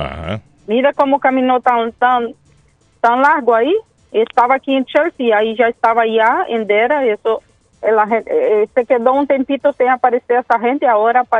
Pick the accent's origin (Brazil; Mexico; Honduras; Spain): Brazil; Spanish is a second language; Sí, mucho, mucho, mucho. En mi país también lo mismo.